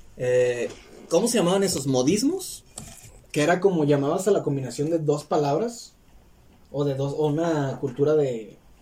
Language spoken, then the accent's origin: Spanish; Mexico; first language Spanish; es mi lengua natal